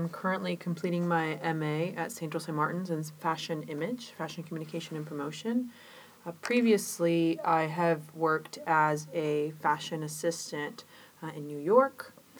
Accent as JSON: {"language": "English", "country": "Chile", "tie": "born or raised there", "moved": "yes", "lives_now": "Georgetown, United States", "said": "Well, I was born in Chile in a family that, you know, I was raised by my grandparents, so I grew up with really traditional values and a lot of folklore"}